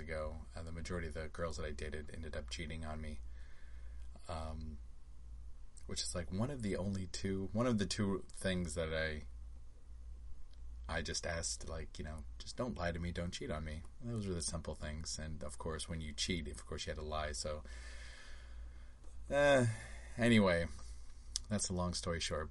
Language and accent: English; Las Vegas, Nevada, United States; now in Orlando, United States; I grew up in Vegas.